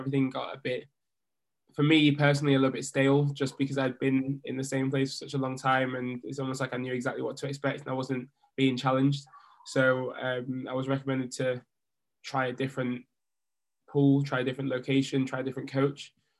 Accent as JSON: {"language": "English", "country": "Jamaica", "said": "I am a Jamaican diver going to the Tokyo 2020 Olympic Games for my second Olympics"}